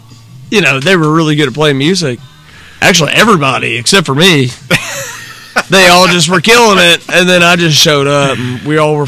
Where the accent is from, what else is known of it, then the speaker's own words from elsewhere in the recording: Bowling Green, Kentucky, United States; also born or lived in Franklin, Kentucky; I spent the first 10 years of my life in Franklin. My developmental years were Bowling Green, baby.